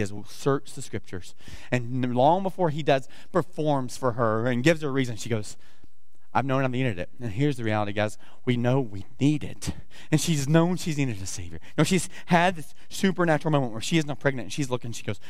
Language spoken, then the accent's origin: English; the South, United States; I almost said blessings, like I'm from the South, right?